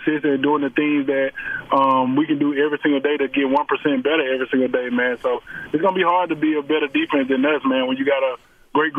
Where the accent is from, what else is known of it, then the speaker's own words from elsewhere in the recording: Alabama, United States; I'm from Alabama